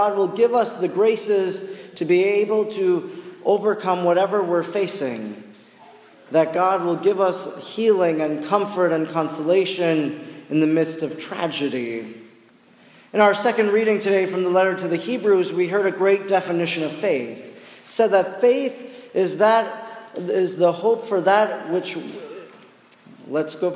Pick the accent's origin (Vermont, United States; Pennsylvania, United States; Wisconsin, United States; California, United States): Wisconsin, United States; Oconto; where I come from, in my hometown of Oconto